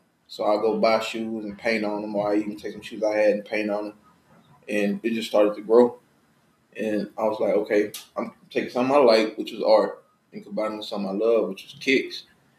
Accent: Houston, Texas, United States; also born or lived in Angleton, Texas; I was raised in Houston.

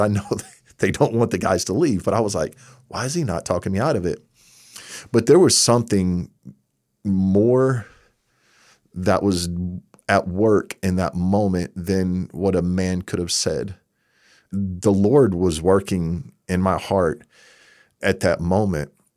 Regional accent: Texas, United States; moved away; I'm from Texas.

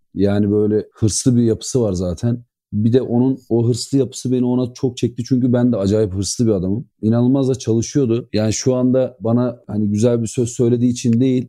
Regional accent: İzmir, Turkey; ben İzmir doğma büyümeyim

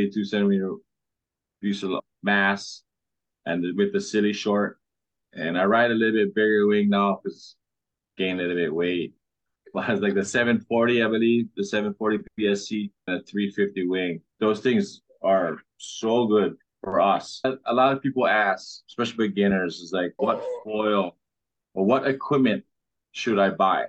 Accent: Kauai, Hawaii, United States; now in Oahu, United States; I'm from Kauai. I live in Oahu now. This is my home break right there. Surfed since I was 5 years old

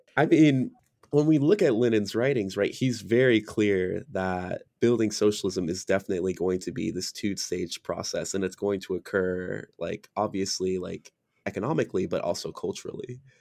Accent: United States; I was born and raised in America

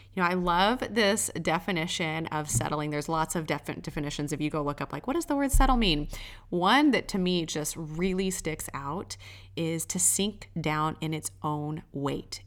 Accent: Texas, United States; I'm from Texas

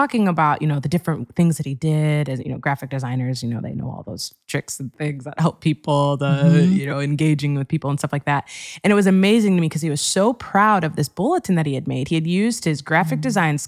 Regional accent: Wheaton, Illinois, United States; moved away as an adult; also born or lived in Ohio / Cincinnati, Ohio; I grew up in Wheaton, Illinois

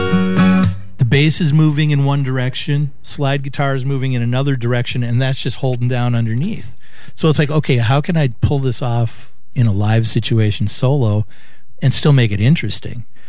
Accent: Brooklyn Park, Minnesota, United States; I grew up in Brooklyn Park

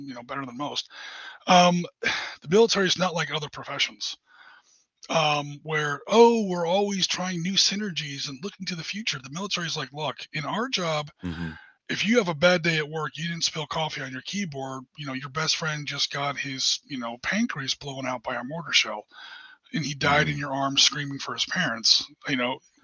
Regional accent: United States; I'm an American

